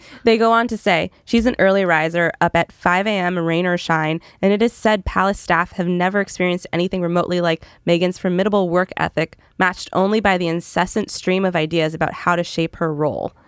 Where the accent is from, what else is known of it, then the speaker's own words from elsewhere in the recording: Canada; moved away; I'm from Canada originally